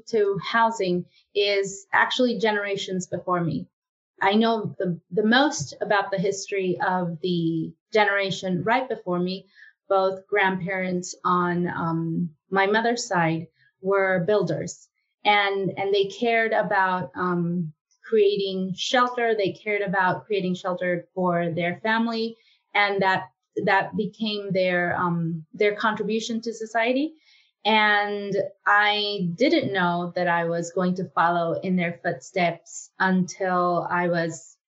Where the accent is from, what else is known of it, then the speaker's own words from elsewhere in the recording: Mexico; moved away as an adult; now in United States; I was born in Mexico. And when I came to the United States for the second time in my life